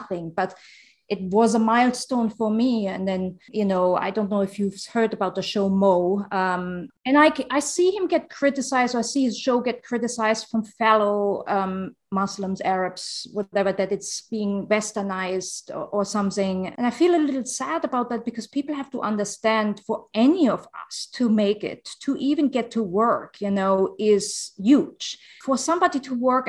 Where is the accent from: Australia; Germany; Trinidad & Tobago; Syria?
Germany; first language German and Arabic; English is a second language; moved away; also born or lived in Jordan / Los Angeles; growing up in Germany first. I learned German and Arabic at the same time